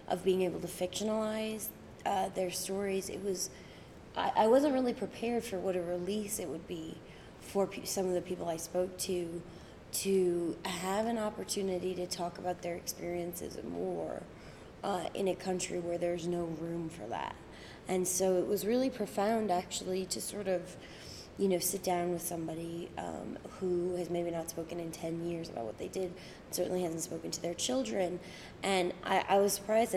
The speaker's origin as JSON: {"language": "English", "region": "Northern Ireland", "country": "United Kingdom", "said": "it's interesting to be from a place that's highly developing"}